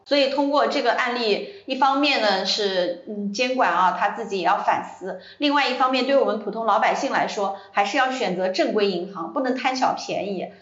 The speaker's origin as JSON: {"language": "Chinese", "area": "near Guzhen", "region": "Anhui", "country": "China", "tie": "born or raised there", "said": "固镇也是我老家那边的一个农村地方"}